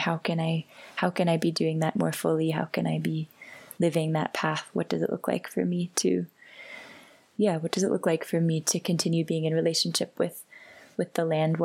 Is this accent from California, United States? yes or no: yes; San Francisco, California, United States; I grew up in San Francisco, and I feel in many ways in my bones like a city creature